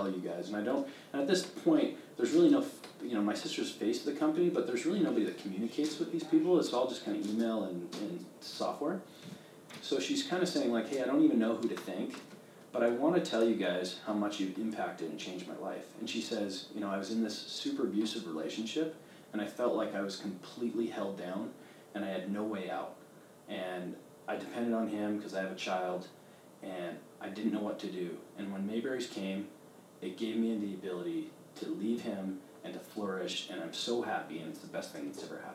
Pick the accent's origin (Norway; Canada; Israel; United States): Canada; moved away; I grew up in Canada